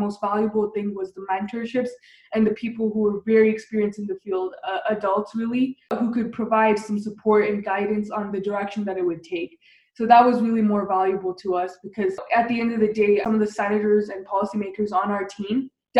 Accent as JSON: {"language": "English", "town": "Littleton", "region": "Colorado", "country": "United States", "tie": "born or raised there", "said": "I grew up in Colorado, which is kind of the epicenter"}